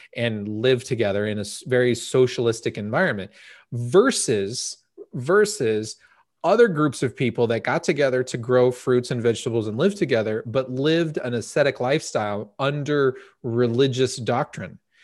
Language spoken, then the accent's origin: English; United States; we as American citizens